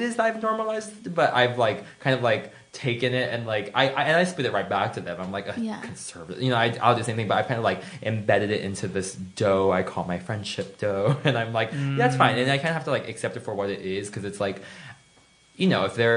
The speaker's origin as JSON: {"language": "English", "region": "Florida", "country": "United States", "said": "I am from Florida"}